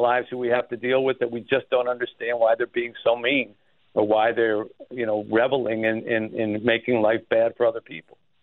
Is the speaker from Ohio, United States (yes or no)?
no; New Jersey, United States; now in Detroit, United States; I grew up in New Jersey